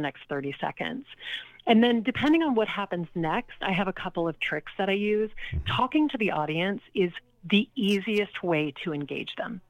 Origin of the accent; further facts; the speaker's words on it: Lake Charles, Louisiana, United States; now in New York City, United States; I grew up in Lake Charles, Louisiana, not New Orleans